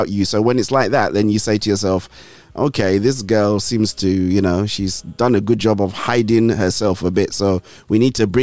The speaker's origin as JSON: {"language": "English", "region": "Lagos", "country": "Nigeria", "tie": "born or raised there", "also_born_or_lived": "Ondo State / northern Nigeria", "said": "I grew up in Lagos"}